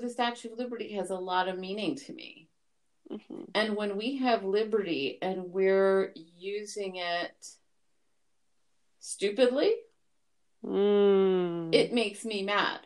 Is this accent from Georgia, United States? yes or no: no; New York City, New York, United States; I was born in Brooklyn, New York.